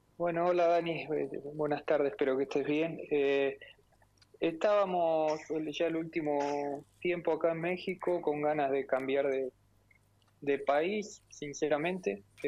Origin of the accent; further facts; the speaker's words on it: Porteña, Córdoba, Argentina; moved away; siendo de un pueblo muy chiquito